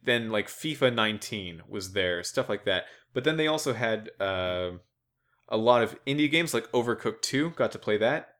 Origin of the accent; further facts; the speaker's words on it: United States; an American